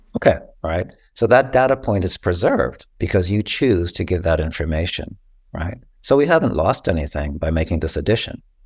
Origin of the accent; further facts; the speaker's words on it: Costa Rica; moved away; I was born in Costa Rica and that's part of my heritage.